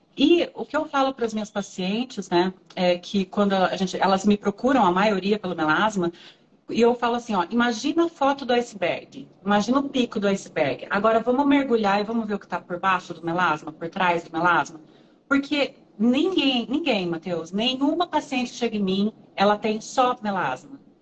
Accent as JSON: {"language": "Portuguese", "town": "Ourinhos", "region": "São Paulo", "country": "Brazil", "also_born_or_lived": "Marília", "said": "eu sou de Ourinhos"}